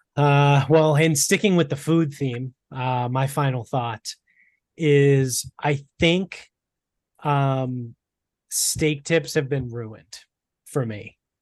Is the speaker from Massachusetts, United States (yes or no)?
yes; Medford, Massachusetts, United States; we grew up in Medford